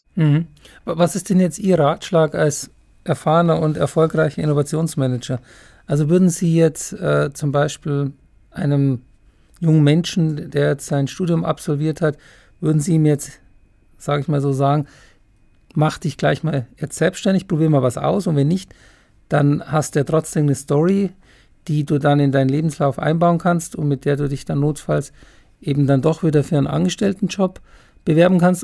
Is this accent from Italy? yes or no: no; Germany; bei uns in Deutschland